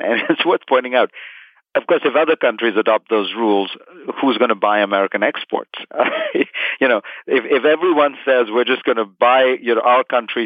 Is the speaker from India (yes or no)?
yes; India; moved away as an adult; now in United States; I grew up in India